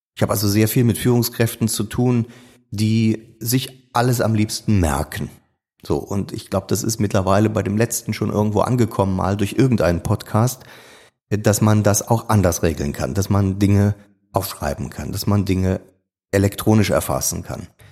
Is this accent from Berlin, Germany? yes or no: no; Niederkassel, North Rhine-Westphalia, Germany; moved away as an adult; Und von Geburt an bin ich Rheinländer